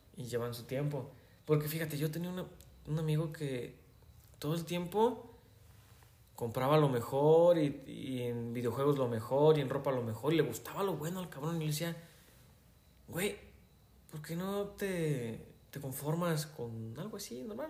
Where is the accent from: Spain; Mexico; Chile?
Mexico; Yo también soy mexicano.